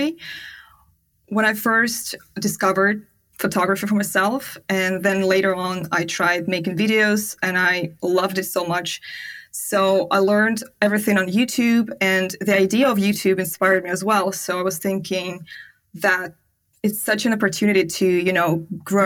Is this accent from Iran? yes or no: no; Siberia, Russia; English is a second language; moved away as an adult; also born or lived in China / Bali / Turkey; I am from Siberia